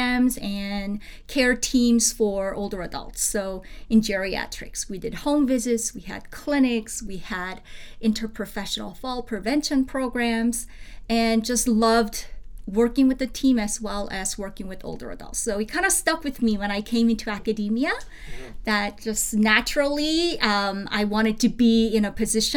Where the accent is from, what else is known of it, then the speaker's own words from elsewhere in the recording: South Korea; moved away; Growing up in South Korea, I lived with my grandparents for many years.